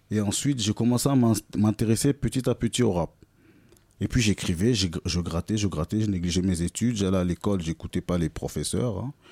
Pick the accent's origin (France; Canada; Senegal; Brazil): France; also born or lived in Kinshasa, DR Congo; Donc, je suis né à Kinshasa. Je suis arrivé en France très jeune, dans les années 90